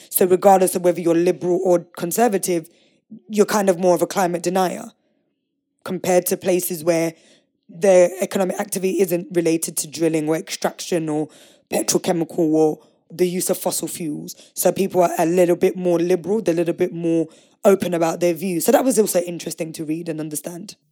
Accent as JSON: {"language": "English", "region": "London", "country": "United Kingdom", "tie": "born or raised there", "said": "I grew up in East London, right on the edge of the Thames"}